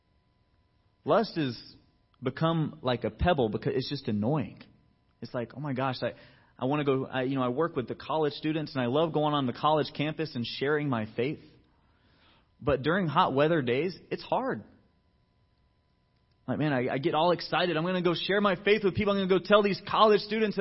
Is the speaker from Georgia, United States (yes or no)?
yes; Georgia, United States; moved away as an adult; I was brought up in Georgia. I went to high school and college out there